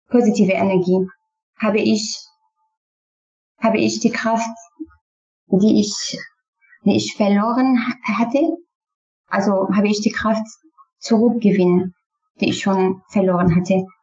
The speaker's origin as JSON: {"language": "German", "country": "Syria", "tie": "born or raised there", "first_language": "Kurdish", "second_language": "German", "moved": "as an adult", "lives_now": "Clausthal, Germany", "said": "ich bin schon in Syrien aufgewachsen und musste ich immer Arabisch sprechen. Kurdisch war nicht erlaubt."}